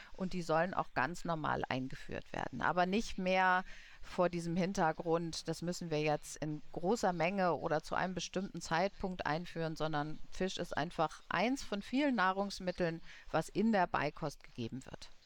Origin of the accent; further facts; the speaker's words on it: Munich, Bavaria, Germany; ich komme ja aus München